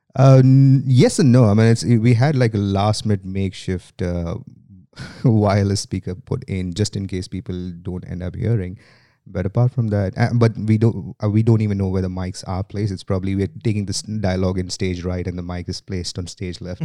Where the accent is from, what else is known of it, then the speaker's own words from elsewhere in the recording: India; accent: Indian; moved away as an adult; now in Sydney, Australia; I am from India originally. That's where I have lived most of my life, uh, apart from the last twelve that has been in Australia